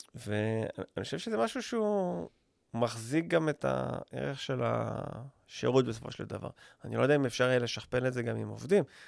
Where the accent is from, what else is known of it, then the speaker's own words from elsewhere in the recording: Israel; אני ישראלי